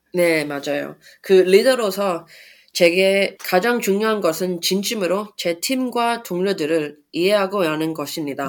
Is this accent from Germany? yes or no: no; Sydney, New South Wales, Australia; Korean is a second language; moved away as an adult; also born or lived in Canberra; now in Seoul, South Korea; 호주 시드니에서 태어나 자랐고요.